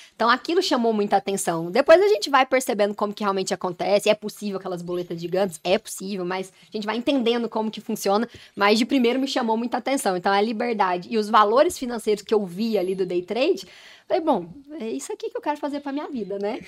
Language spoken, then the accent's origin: Portuguese; Goiânia, Goiás, Brazil; sou de Goiânia